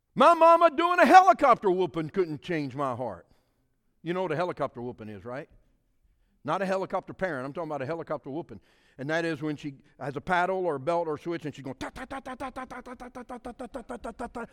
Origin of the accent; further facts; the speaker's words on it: South Louisiana, United States; I'm from a Cajun culture. We speak French down there and in South Louisiana.